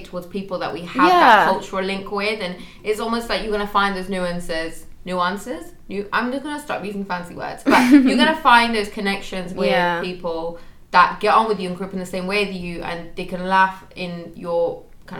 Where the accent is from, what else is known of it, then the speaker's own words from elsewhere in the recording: Manchester, North West England, United Kingdom; also born or lived in Sheffield; I'm actually from the north, so I'm from Manchester, and even though Manchester itself is pretty diverse, quite similar to London, I grew up in quite a white area